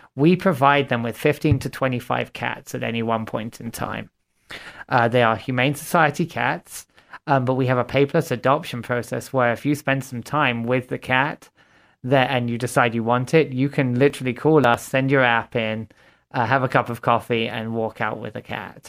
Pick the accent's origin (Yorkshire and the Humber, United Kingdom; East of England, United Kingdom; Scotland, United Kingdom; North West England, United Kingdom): East of England, United Kingdom; Watford; moved away as an adult; also born or lived in Fargo, North Dakota / Minneapolis / Grand Forks, North Dakota; now in Sioux Falls, United States; I'm originally from Watford, Hertfordshire, England.